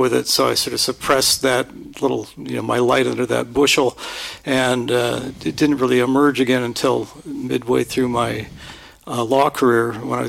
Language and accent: English; Linden, California, United States; also born or lived in Stockton, California; I was born in Stockton, California. All right. And raised out in Linden, California, which is a tiny suburb farming community.